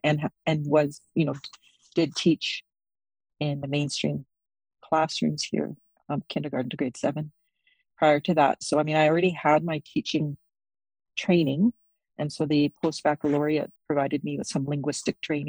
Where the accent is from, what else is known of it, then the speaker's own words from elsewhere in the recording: Whitehorse, Yukon, Canada; I was born and raised in Whitehorse.